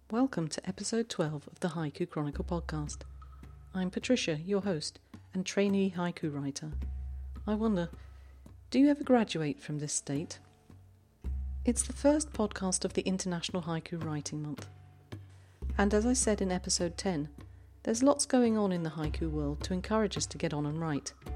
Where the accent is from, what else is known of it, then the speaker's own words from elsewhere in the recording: London, United Kingdom; also born or lived in Ireland; now in Zurich, Switzerland; I grew up in South London